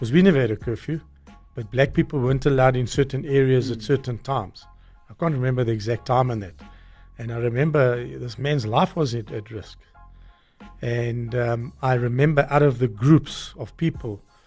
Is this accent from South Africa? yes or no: yes; South Africa; I grew up in Bella Vista